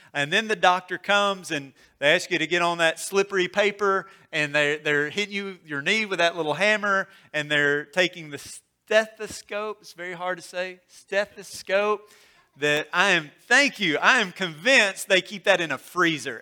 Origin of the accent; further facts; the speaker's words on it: Mississippi, United States; I grew up in Mississippi